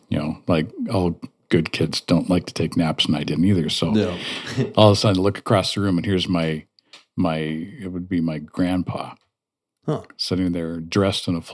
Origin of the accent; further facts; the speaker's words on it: Oregon, United States; also born or lived in Nebraska; I grew up in Oregon. I was born in Nebraska.